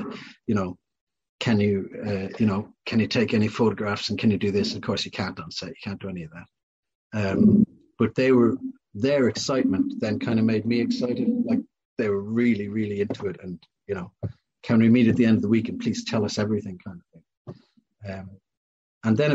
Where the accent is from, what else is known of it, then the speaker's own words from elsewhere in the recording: Ireland; growing up in Ireland, I never watched Doctor Who.